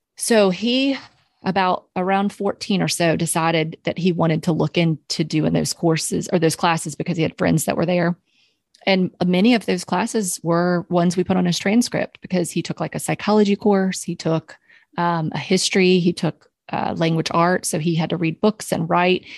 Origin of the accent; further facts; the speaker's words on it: Charlotte, North Carolina, United States; I'm from Charlotte. I grew up here